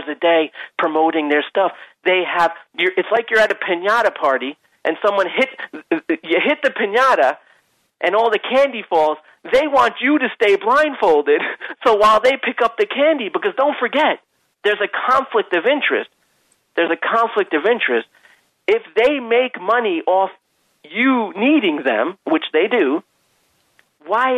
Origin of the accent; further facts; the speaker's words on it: Long Island, New York, United States; I'm a dude from Long Island